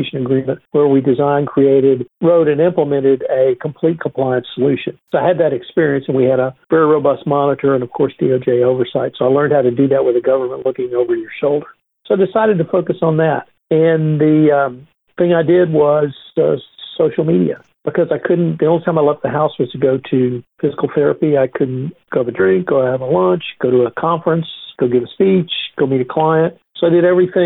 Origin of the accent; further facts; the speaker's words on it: Texas, United States; I'm a Texan